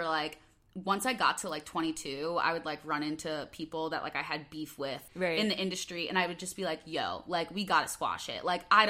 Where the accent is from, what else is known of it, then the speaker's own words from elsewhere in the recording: Chicago, Illinois, United States; accent: Midwest; moved away as an adult; also born or lived in Los Angeles, United States; I'd always say, like, oh, I'm from Chicago. And then people would be like, oh, like, where? And then you'd have to, like, narrow it down. I'd be like, Northwest suburbs.